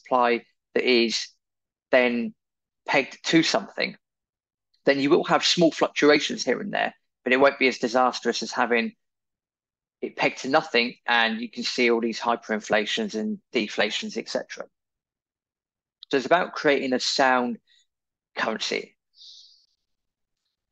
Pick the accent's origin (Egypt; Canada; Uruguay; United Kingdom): United Kingdom; as we know from being British